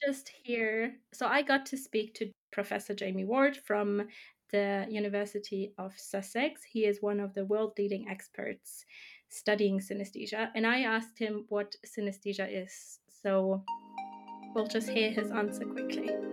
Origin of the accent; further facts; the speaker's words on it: Germany; first language German; English is a second language; also born or lived in United Kingdom / Austria; I'm twenty-eight, I'm from Germany.